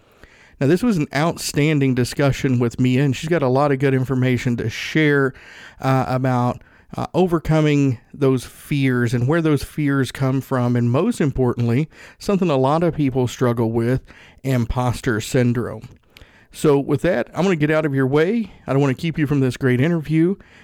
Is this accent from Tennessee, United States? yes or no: yes; Tennessee, United States; I grew up in Northeast Tennessee, dirt floor poor.